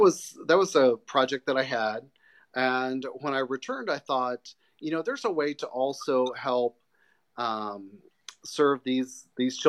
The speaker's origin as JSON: {"language": "English", "region": "Missouri", "country": "United States", "tie": "born or raised there", "also_born_or_lived": "New York / Dominica", "moved": "as an adult", "said": "I was born in Missouri and grew up in Missouri"}